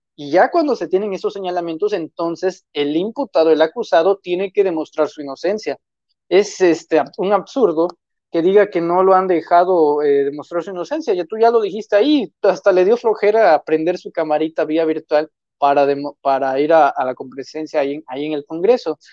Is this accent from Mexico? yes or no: yes; Tamaulipas, Mexico; soy de origen tamaulipeco